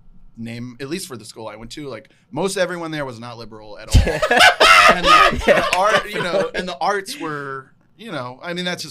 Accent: Salem, Virginia, United States; moved away; It's called Roanoke College in my hometown.

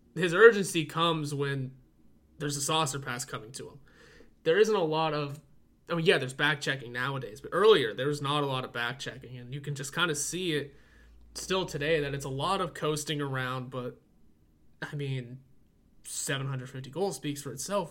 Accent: Pittsburgh, Pennsylvania, United States; I'm from Pittsburgh and I say soda

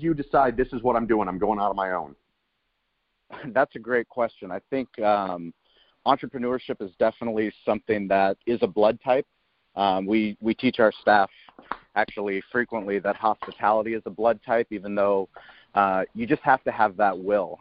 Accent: San Diego, California, United States; I grew up in La Jolla, which is a high end, high net worth place in uh, San Diego

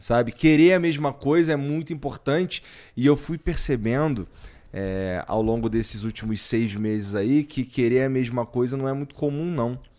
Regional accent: Rio de Janeiro, Brazil; moved away; eu vim do Jacarela, lá, lá no ah, Rio

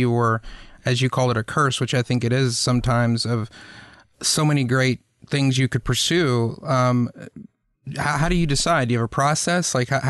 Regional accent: the South, United States; my life growing up in the South.

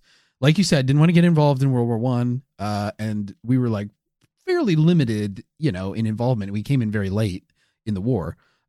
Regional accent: Ohio, United States; I didn't realize how little I knew about my home state.

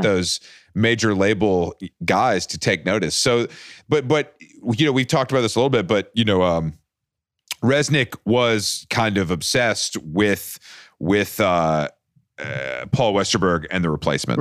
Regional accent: Atlanta, Georgia, United States; now in New York, United States; I'm, I'm from Atlanta. I live in New York

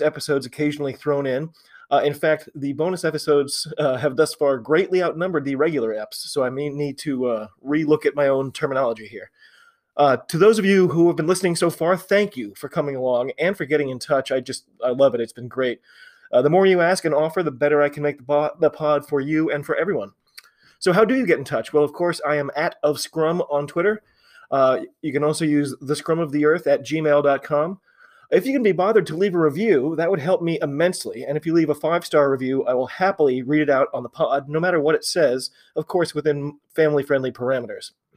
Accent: United States; I'm an American rugby fan

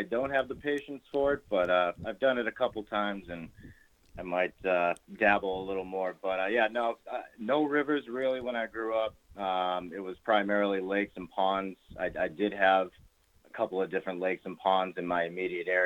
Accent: North Attleboro, Massachusetts, United States; moved away as an adult; also born or lived in South Plymouth, Massachusetts; grew up in North Attleboro, Massachusetts

